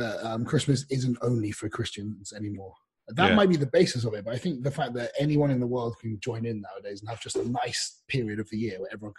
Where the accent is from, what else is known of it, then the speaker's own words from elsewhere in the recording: England, United Kingdom; I like the fact that I'm English.